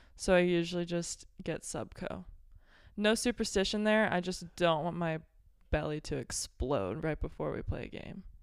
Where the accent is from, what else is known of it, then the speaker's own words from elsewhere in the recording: Belleville, Illinois, United States; I'm from Belleville, Illinois, right outside Saint Louis.